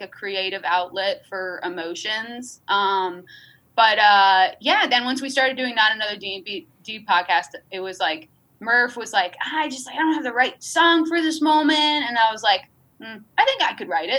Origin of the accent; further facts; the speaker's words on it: outside of Albany, New York, United States; I grew up outside of Albany, New York.